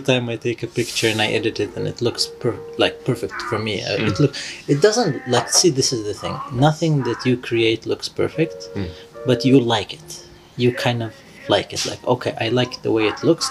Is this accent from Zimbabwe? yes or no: no; Yemen; I'm from Yemen.